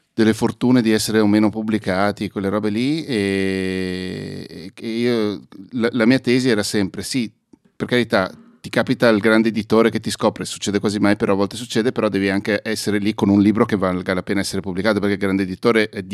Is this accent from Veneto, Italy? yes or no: yes; Venice, Veneto, Italy; sono sempre cresciuto a Mestre